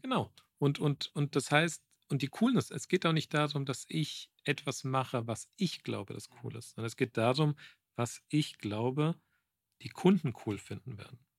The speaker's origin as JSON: {"language": "German", "town": "Frankfurt", "region": "Hesse", "country": "Germany", "tie": "born or raised there", "also_born_or_lived": "Croatia (parents' origin)", "moved": "yes", "lives_now": "Munich, Germany", "said": "Ich bin gebürtiger Frankfurter, aber bin Kroate"}